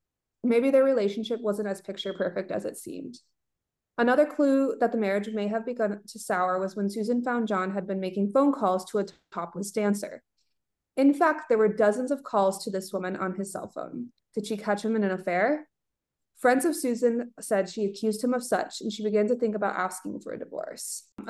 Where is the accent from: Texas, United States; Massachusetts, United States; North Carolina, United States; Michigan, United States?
Michigan, United States; near Shelby Township; That literally is 10 minutes from my hometown.